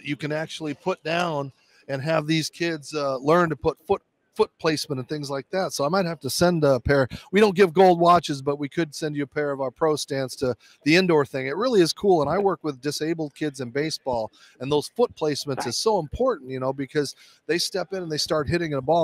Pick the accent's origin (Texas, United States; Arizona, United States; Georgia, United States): Arizona, United States; Arizona at my home state